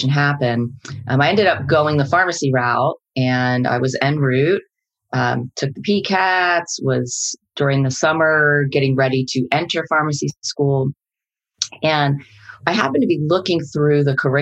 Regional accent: New Jersey, United States; I grew up in New Jersey, youngest out of 10 children, big family

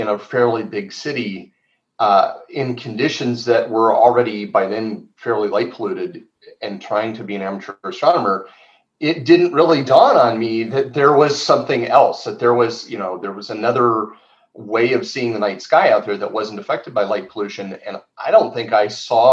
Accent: Phoenix, Arizona, United States; moved away as an adult; now in Tucson, United States; I grew up in Phoenix, and I was born in Arizona

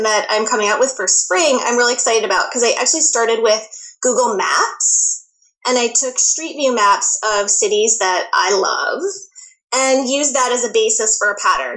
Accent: United States; moved away as an adult; now in Toronto, Canada; I'm actually originally from the States

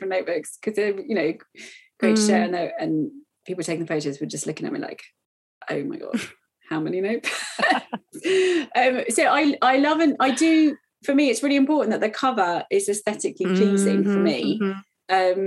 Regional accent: United Kingdom; as a British person

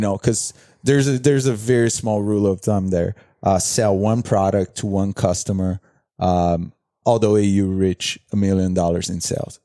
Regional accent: Brazil; English is a second language; also born or lived in Fort Lauderdale; now in United States; I come from Brazil

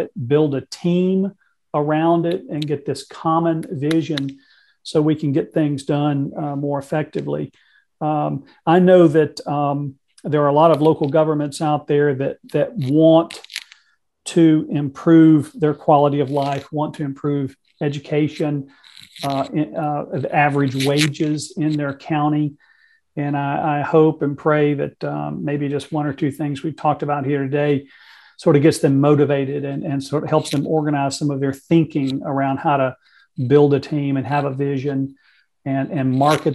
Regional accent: Mississippi, United States; the state of Mississippi, my home state

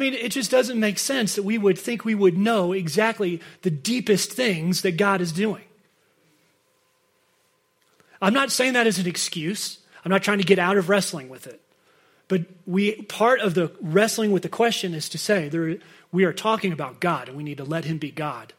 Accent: United States; we're from America

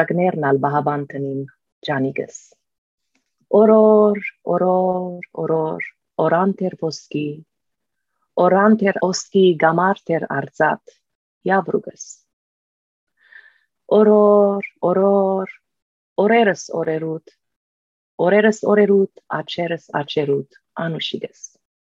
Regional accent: Lebanon; moved away; When I was growing up in Lebanon, we had, middle of the war, we had huge books of Impressionists on our table

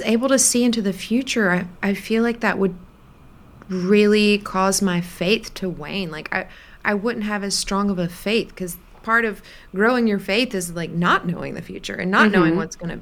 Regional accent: Greenville/Spartanburg area, South Carolina, United States; I'm from South Carolina

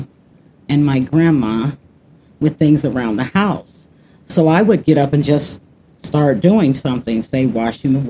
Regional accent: Chicago, Illinois, United States; also born or lived in California; now in Minnesota, United States; I was born and raised in Chicago, Illinois. I've lived in Chicago, California, and now Minnesota. Been in Minnesota for the past 11 years

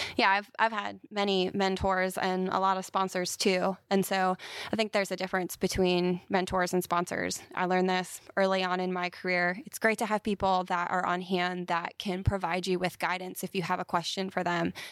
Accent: Carlisle, Pennsylvania, United States; moved away as an adult; also born or lived in Philadelphia; now in Huntsville, United States; I grew up in central Pennsylvania in a town called Carlisle

